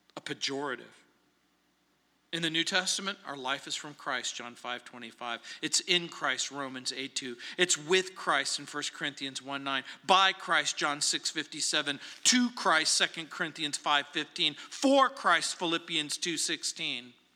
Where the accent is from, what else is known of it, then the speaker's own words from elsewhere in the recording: New Orleans, Louisiana, United States; my hometown, New Orleans